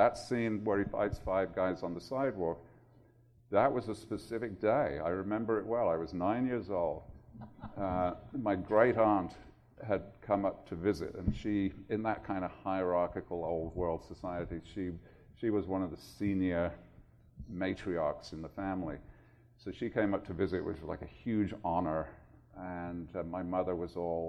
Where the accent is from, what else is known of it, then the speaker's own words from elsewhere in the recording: Birmingham, West Midlands, United Kingdom; moved away; I grew up in Birmingham, England, which was a pretty rough, tough industrial city